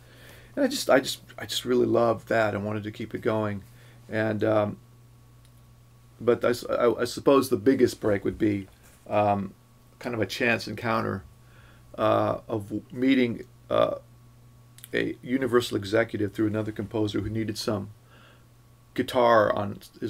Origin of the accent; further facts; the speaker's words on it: California, United States; now in Los Angeles, United States; From Northern California.